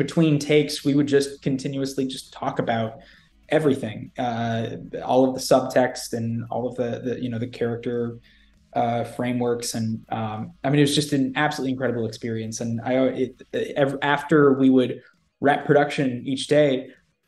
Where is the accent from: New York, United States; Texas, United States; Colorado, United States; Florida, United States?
Florida, United States; Jacksonville; Jacksonville, Florida, which is my hometown